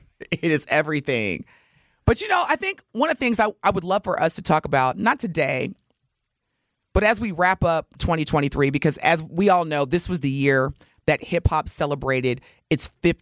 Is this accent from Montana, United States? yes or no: no; Indiana, United States; And so, again, Indiana, and that's my home state, too. Come on, y'all. See, that's why I don't live there.